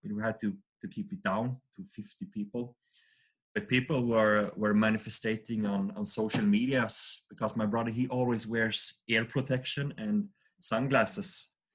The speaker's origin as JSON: {"language": "English", "town": "Vaggeryd", "region": "Jönköping County", "country": "Sweden", "tie": "born or raised there", "said": "we grew up in a small town called Vaggeryd. It's about uh, 5,000 people living there, and this is in the south of Sweden, uh, in uh, the Jönköping region"}